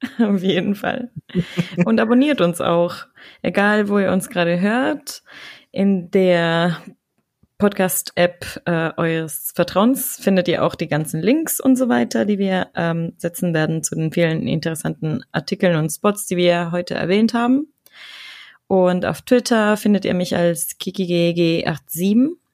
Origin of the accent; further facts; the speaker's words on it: Ecuador; moved away as an adult; also born or lived in Germany; now in Dortmund, Germany; ich war ja sechs Monate in Ecuador, in meiner Heimat